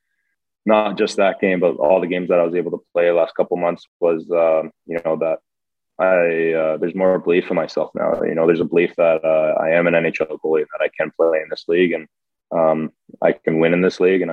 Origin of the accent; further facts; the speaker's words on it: Edmonton, Alberta, Canada; growing up in Edmonton, you're growing up watching the Oilers